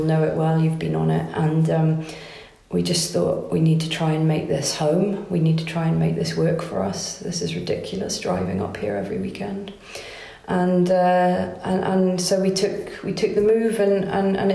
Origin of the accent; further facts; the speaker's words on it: Pembrokeshire, southwest Wales, United Kingdom; moved away as an adult; also born or lived in Edinburgh; now in Carrbridge, United Kingdom; I grew up in Pembrokeshire in southwest Wales